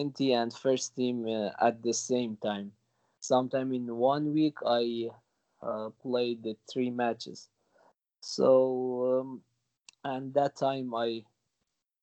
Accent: Gilan-e-Gharb, Kermanshah Province, Iran; English is a second language; moved away; I was born in Gilan-e-Gharb. Gilan-e-Gharb is one of the cities of Kermanshah province. It's a small town, a small and beautiful town with lovely people. My family still lives there. We speak Kurdish there

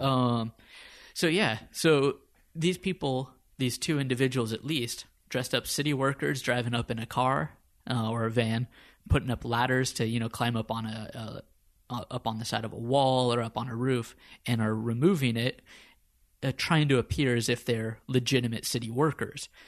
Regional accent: United States; moved away as an adult; also born or lived in Copenhagen, Denmark; now in Stockholm, Sweden; We're both American by birth

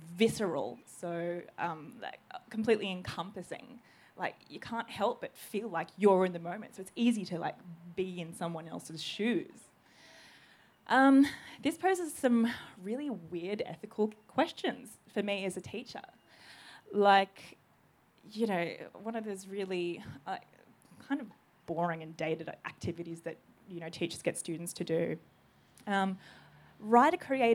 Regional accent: Australia; I'm Greek Australian

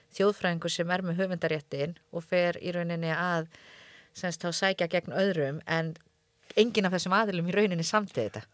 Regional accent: Höfn, Eastern Region, Iceland; ég er þetta frá Hortnafyrði

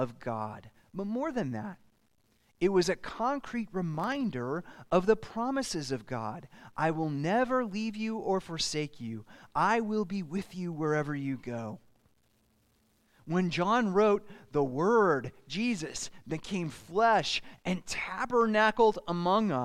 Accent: Southern California, United States; When I was a kid growing up in Southern California, we had the Crystal Cathedral

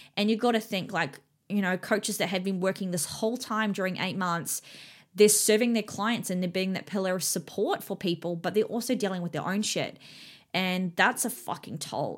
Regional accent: New Zealand; now in Australia; I'm from New Zealand and I live here in Australia with my husband and my daughter, um, but my whole family still lives in New Zealand.

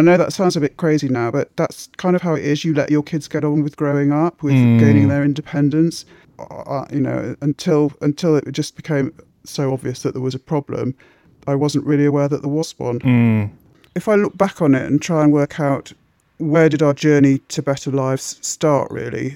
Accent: Midlands, United Kingdom; moved away as an adult; now in London, United Kingdom; I grew up in the Midlands. I came here in my 20s

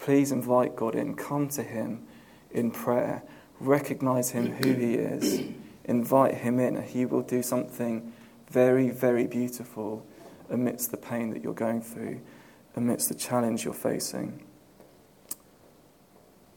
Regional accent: Southampton, South East England, United Kingdom; now in London, United Kingdom; when I was growing up in Southampton

